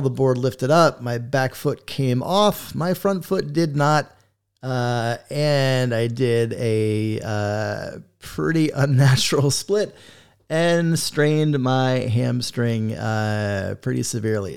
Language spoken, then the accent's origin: English; South Florida, United States; I grew up skating in South Florida